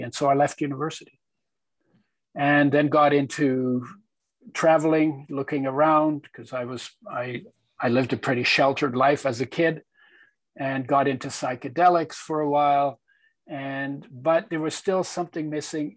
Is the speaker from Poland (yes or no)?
yes; Poland; i was born in Poland in 1942 during the Second World War when it was part of Germany